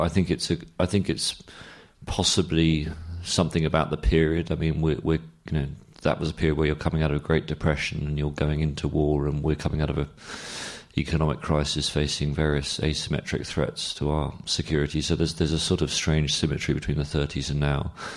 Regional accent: London, United Kingdom; I'm myself half Australian, half English, and I grew up in London

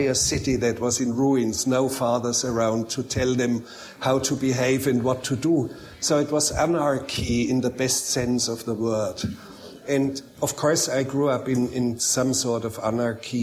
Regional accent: Bavarian Alps, Germany; also born or lived in Munich; I grew up in a very inaccessible, very remote mountain valley in the Bavarian Alps. Actually, I was born in Munich

